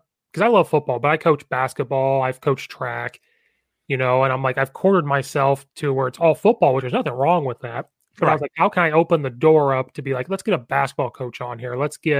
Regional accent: Oakwood, Illinois, United States; moved away as an adult; now in Naperville, United States; I didn't grow up in Champaign, Illinois. I grew up in a small town of, like, 500 people outside of it.

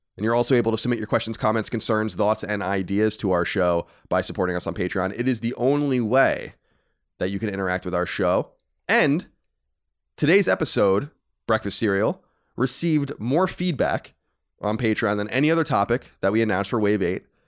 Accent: Long Island, New York, United States; we grew up in New York

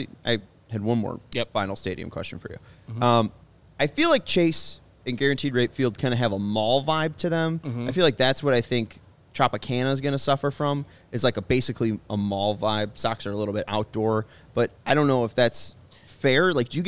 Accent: Sweden; Because I'm from Sweden

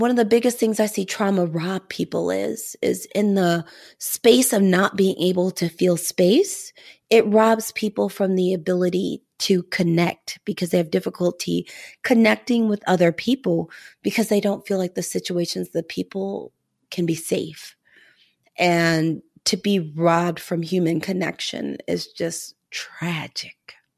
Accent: Missouri, United States; moved away; also born or lived in New England; I'm from Missouri

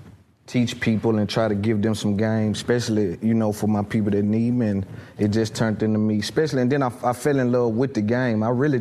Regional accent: Nashville, Tennessee, United States; Cashville, Tennessee, which people call Nashville, but I'm from Cashville.

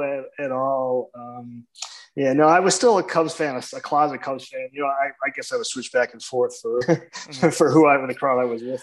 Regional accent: Palos Hills, Illinois, United States; I've lived here in the south suburbs of Chicago for my whole life. So I grew up in a town called Palos Hills.

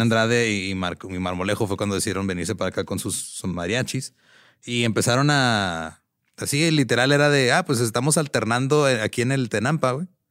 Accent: Mexico; como mexicanos

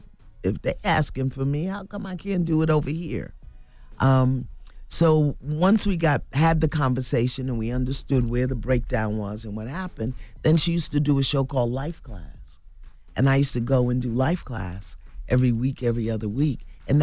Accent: Brooklyn, New York, United States; Because I came from Brooklyn, from dysfunction, from brokenness and pain, and I had no models ahead of me.

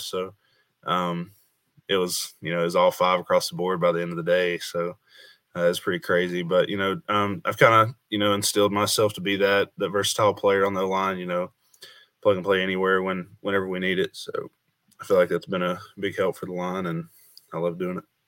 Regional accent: Bluff City, Tennessee, United States; my hometown, Bluff City, Upper Northeast Tennessee

